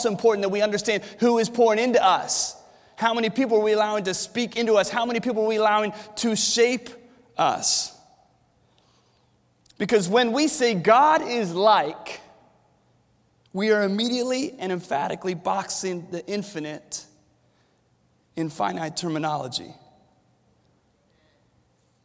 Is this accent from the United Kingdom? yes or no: no; Williamsburg, Virginia, United States; I was born and raised here in Williamsburg